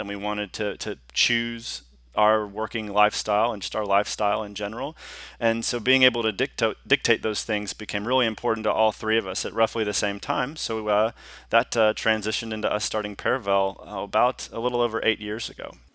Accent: Houston, Texas, United States; also born or lived in Austin, Texas; I'm a native Texan. I was gr-, I grew up in Hous-, the Houston area

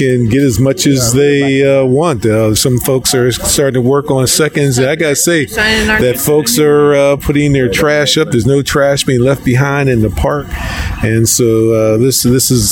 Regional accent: Pittsburgh, Pennsylvania, United States; moved away as an adult; also born or lived in Pensacola, Florida; now in Tallahassee, United States; We're originally from Pittsburgh

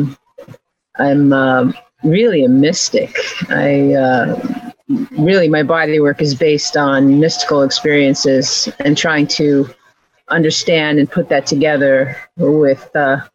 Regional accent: North Dakota, United States; I grew up in North Dakota

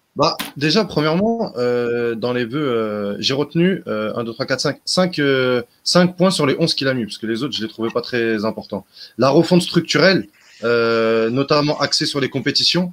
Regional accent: Constantine, Constantine Province, Algeria; now in Europe; chez moi à Constantine

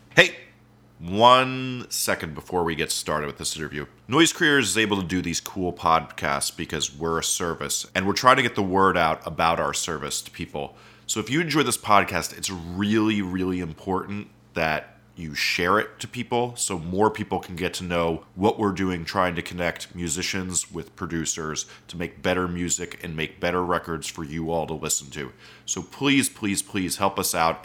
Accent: Montclair, New Jersey, United States; I grew up in Montclair

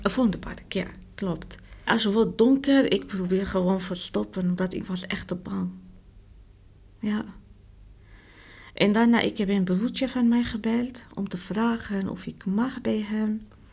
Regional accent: Morocco; Dutch is a second language; moved away as an adult; now in Netherlands; Ik kom uit Marokko.

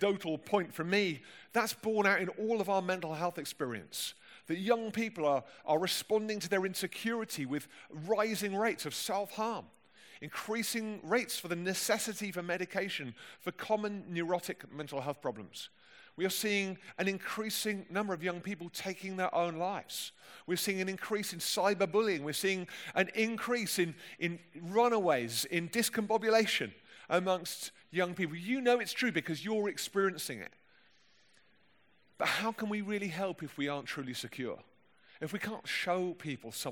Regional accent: London, United Kingdom; accent: plummy London; my plummy London accent

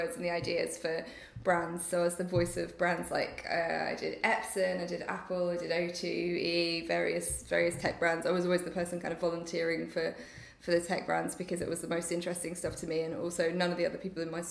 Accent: Nottingham, East Midlands, United Kingdom; moved away as an adult; I was in Nottingham at the time, so I'd gone home to my hometown for a year because I missed my family.

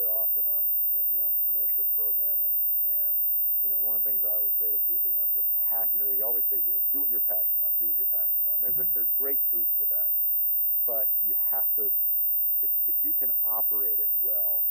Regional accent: Connecticut, United States; now in Maine, United States; I grew up in Connecticut.

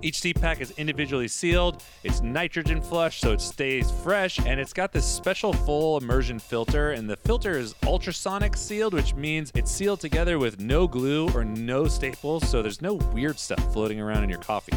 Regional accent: Central Valley, California, United States; we grew up in the valley, Central Valley

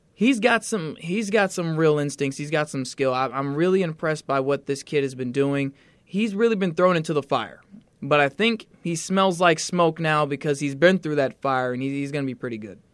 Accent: Atlanta, Georgia, United States; I'm from Atlanta.

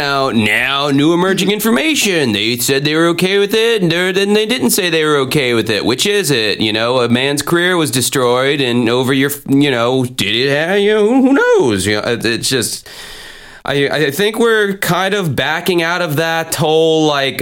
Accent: Jacksonville, Florida, United States; I had a little buzz going on in Jacksonville, my hometown, when I first started out

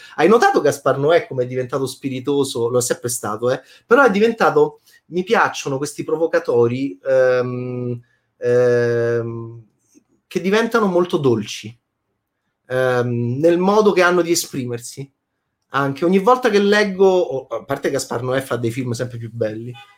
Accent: Italy; da italiano autocritico

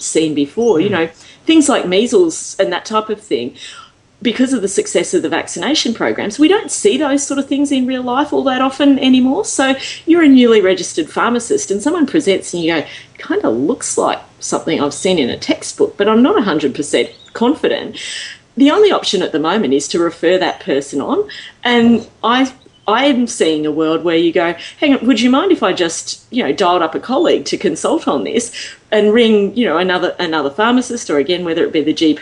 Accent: Australia; I'm here from Australia

